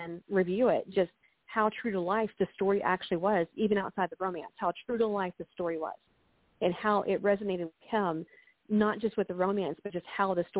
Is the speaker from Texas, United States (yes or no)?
yes; Texas, United States; now in Central Florida, United States; I'm from Texas